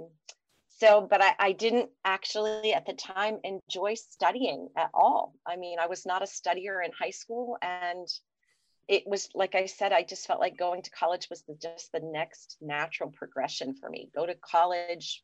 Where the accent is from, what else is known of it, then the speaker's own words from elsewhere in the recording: Falls, Pennsylvania, United States; I grew up over there in Falls, Pennsylvania, which is about 30 minutes from campus